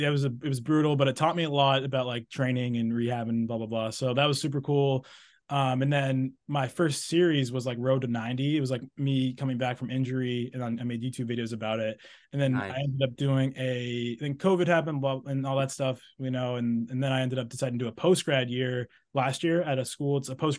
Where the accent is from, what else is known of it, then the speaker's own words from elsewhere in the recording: New England, United States; I'm from New England, so it's like, you know, the Fairfields and maybe not UConn